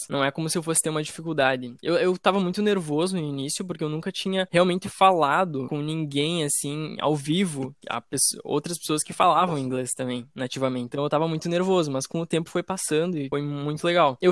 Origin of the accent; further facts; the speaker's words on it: South Korea; Eu sou coreano.